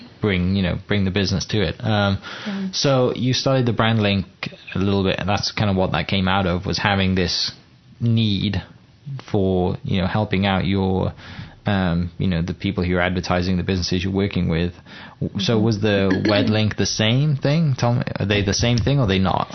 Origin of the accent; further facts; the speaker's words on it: United Kingdom; moved away; Oklahoma's bigger than my home country and Wales and stuff